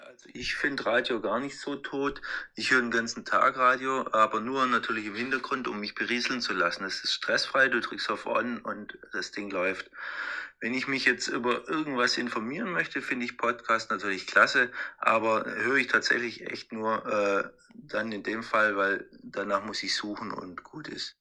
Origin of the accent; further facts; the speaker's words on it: Bad Harzburg, Lower Saxony, Germany; ich komme aus Bad Harzburg